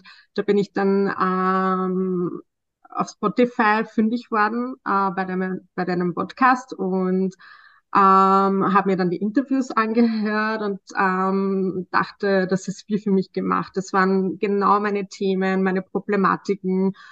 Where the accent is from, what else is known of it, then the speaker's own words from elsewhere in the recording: Austria; ich bin im Sozialbereich tätig, äh, schon seit einigen Jahren und ich komme aus Österreich.